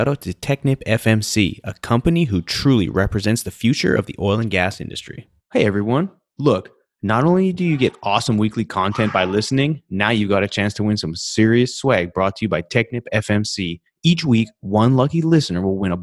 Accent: Canada; also born or lived in Alberta / British Columbia; now in Texas, United States; I grew up in Canada and Alberta and British Columbia, and I love being down in Texas

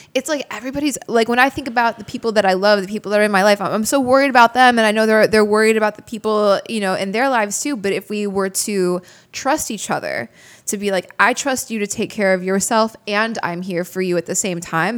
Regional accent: Crystal Lake, Illinois, United States; the hometown we grew up in, in Crystal Lake

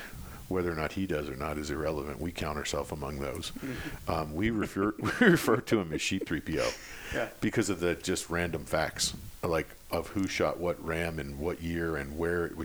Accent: Pennsylvania, United States; I grew up in Pennsylvania on a small farm.

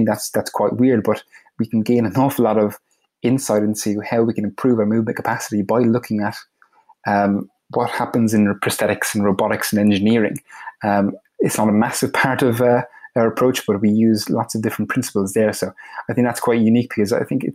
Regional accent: Ireland; moved away as an adult; also born or lived in United States; I'm from Ireland and I'm living in Ireland currently. I actually moved back from the US a couple of years ago

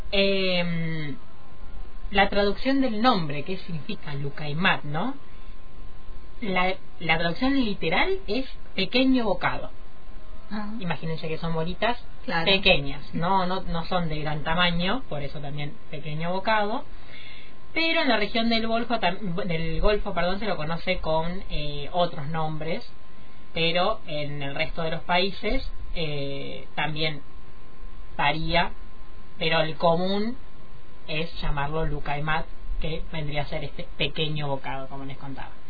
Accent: Argentina; hasta llegar hoy a, bueno, a ver, a Argentina, podríamos decir, porque estamos en Qatar, pero seguimos siendo

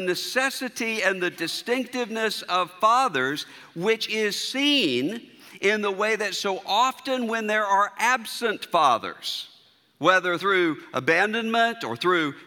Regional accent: Mississippi, United States; moved away; also born or lived in Louisville, Kentucky; I'm a native Mississippian

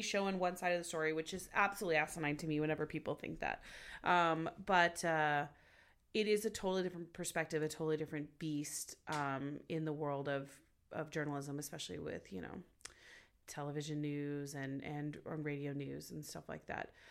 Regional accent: Los Angeles, California, United States; I'm from Los Angeles

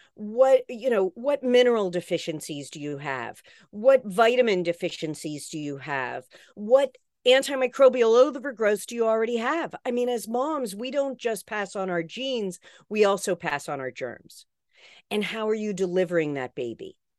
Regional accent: West Virginia, United States; where I grew up in West Virginia, we sent canaries into the coal mine

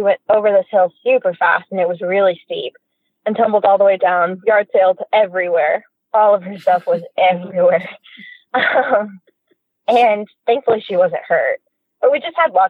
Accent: Oregon, United States; and because I'm from Southern Oregon, a lot of coworkers had warned me

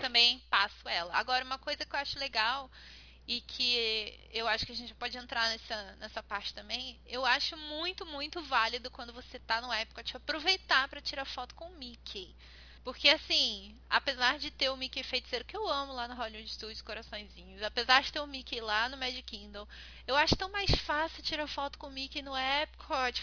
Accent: Brazil; como brasileira

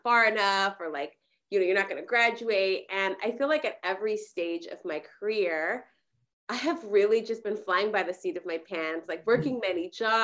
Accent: California, United States; born or raised there; also born or lived in Mexico

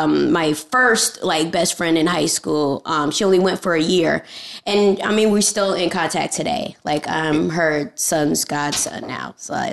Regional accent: Los Angeles, California, United States; also born or lived in Bronx, New York / Lancaster, California / Panama; it was just me and my mom living in North Hollywood until I was 15.

